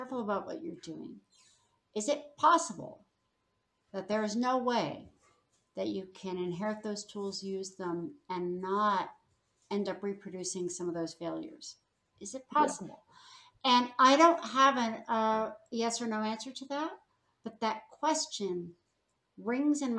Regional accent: Los Angeles, California, United States; moved away; I'm from the Los Feliz area of Hollywood.

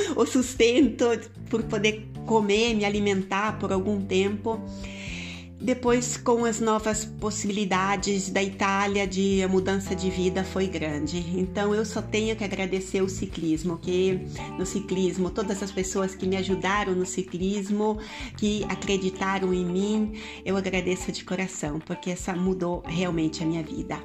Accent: Paraná, Brazil; eu sou nascida no Paraná

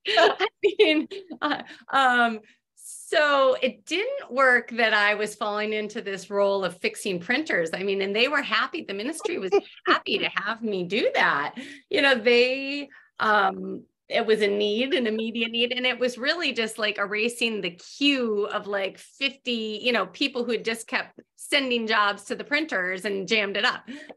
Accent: Massachusetts, United States; so I grew up in New England, in Massachusetts. It's a very fast-paced society there.

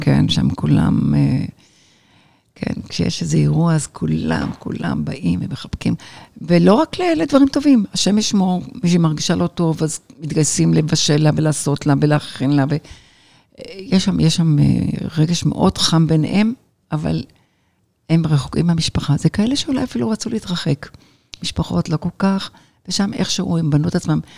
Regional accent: Jerusalem, Jerusalem District, Israel; moved away as an adult; also born or lived in Lod; now in Los Angeles, United States; אני ירושלמית, בת ירושלמית, בת בת בת ירושלמית הרבה דורות.

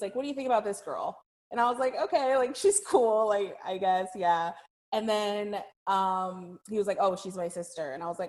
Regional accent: Tempe, Arizona, United States; moved away as an adult; also born or lived in Los Angeles, United States; now in Philadelphia, United States; I'm actually originally from Arizona.

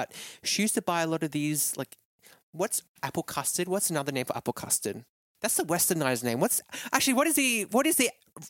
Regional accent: Malaysia; now in Melbourne, Australia; it just brings out so many memories of me when I was growing up in Malaysia, of how different, and different in a great way, that you couldn't get this back home in Australia.

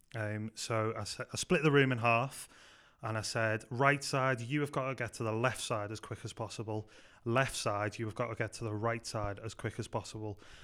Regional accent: Liverpool, North West England, United Kingdom; moved away as an adult; also born or lived in Manchester; I grew up in Liverpool

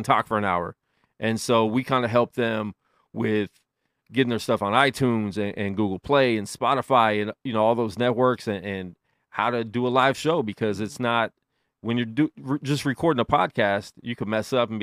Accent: Las Vegas, Nevada, United States; just growing up in Vegas in general, you know, with the stigma of it being Sin City, I didn't know anything different

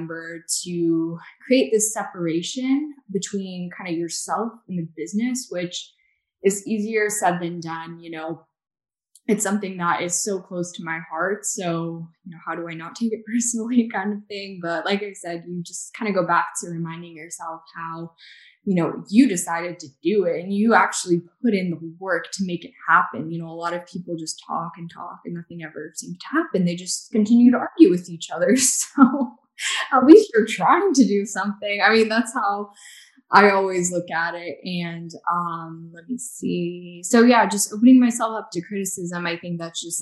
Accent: the South, United States; I grew up in the South

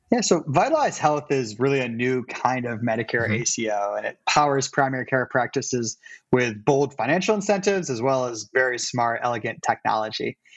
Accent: Cleveland, Ohio, United States; moved away as an adult; also born or lived in New York City; now in Cleveland, United States; I'm also from Cleveland

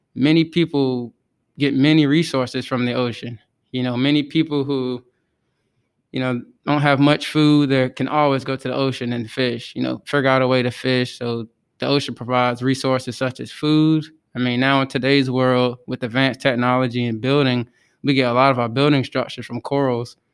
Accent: Outer Banks area, North Carolina, United States; I'm from the Outer Banks area, which is about forty-five minutes from the Virginia state line

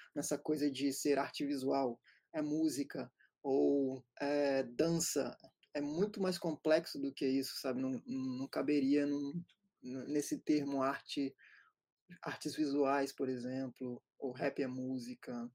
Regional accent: Serra, Espírito Santo, Brazil; Crescemos em Serra Dourada, na Serra, um bairro a uma hora e meia do centro de Vitória

